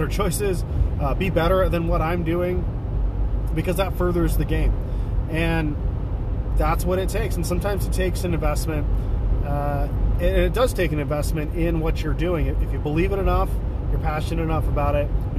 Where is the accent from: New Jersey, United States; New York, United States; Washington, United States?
Washington, United States; also born or lived in Ohio / Olympia, Washington; I love living here. I've lived here 98% of my life